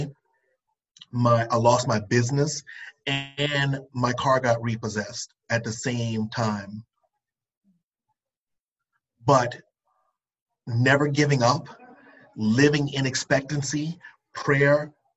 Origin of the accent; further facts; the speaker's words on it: Charleston, South Carolina, United States; I'm from the coast. I'm from Charleston, South Carolina.